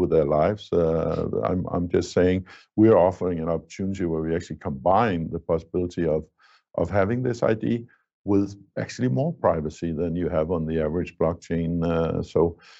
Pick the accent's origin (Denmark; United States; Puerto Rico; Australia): Denmark; in my home country, Denmark